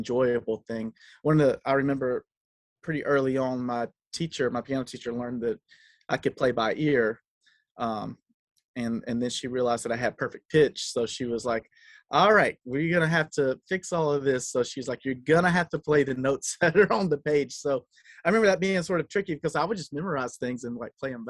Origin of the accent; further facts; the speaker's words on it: South Carolina, United States; moved away; I grew up in South Carolina